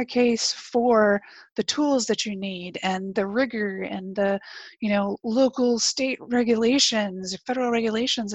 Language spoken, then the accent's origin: English; Texas, United States; also born or lived in North Carolina / central New Jersey; now in New Jersey, United States; I grew up in Texas